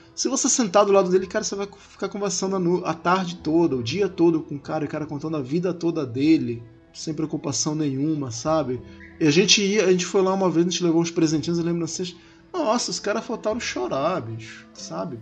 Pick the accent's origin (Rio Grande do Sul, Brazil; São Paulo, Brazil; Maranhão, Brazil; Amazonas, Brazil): Amazonas, Brazil; Manaus; Em Manaus, que é de onde eu sou